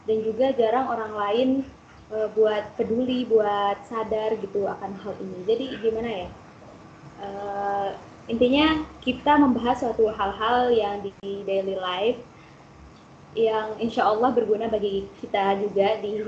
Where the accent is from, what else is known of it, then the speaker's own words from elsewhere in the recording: West Nusa Tenggara, Indonesia; Aku dari Lombok, Nusa Tenggara Barat.